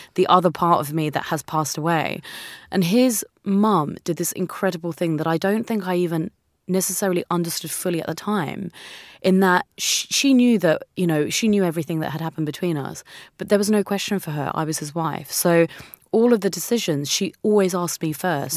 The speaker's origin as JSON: {"language": "English", "country": "India", "also_born_or_lived": "New Zealand", "moved": "yes", "said": "I'm Indian. Um, mm. This is half of my home."}